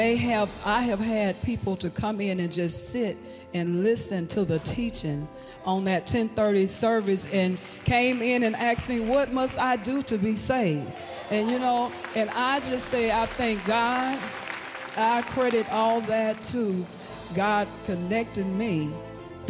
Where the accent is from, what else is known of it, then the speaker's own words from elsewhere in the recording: Hattiesburg, Mississippi, United States; I'm from Hattiesburg, Mississippi.